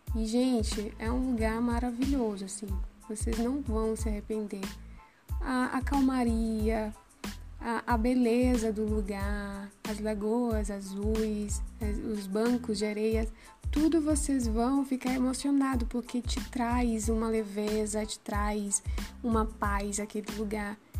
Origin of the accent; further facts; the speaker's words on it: Maranhão, Brazil; also born or lived in São José de Ribamar; sou maranhense